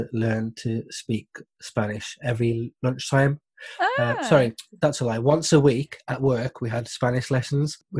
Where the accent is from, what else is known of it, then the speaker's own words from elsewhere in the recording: Wolverhampton, West Midlands, United Kingdom; I was born in Wolverhampton. Apologies for the accent